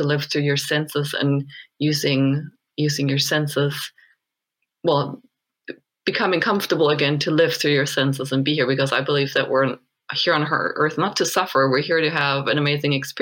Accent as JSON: {"language": "English", "country": "Germany", "tie": "born or raised there", "moved": "as an adult", "lives_now": "Sedona, United States", "said": "I grew up in Germany until my mid-20s, and then I came to the States, and I've ended up in Sedona now"}